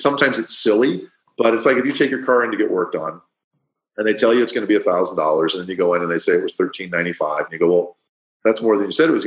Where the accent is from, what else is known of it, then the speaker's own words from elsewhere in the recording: Midwest, United States; now in California, United States; I grew up in the Midwest